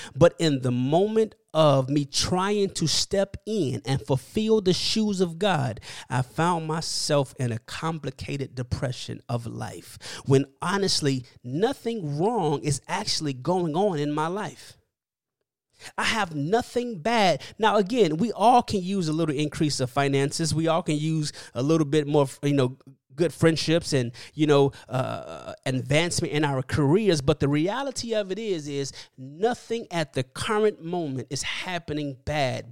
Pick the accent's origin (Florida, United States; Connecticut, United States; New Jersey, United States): Florida, United States; Miami; now in California, United States; I'm from Miami.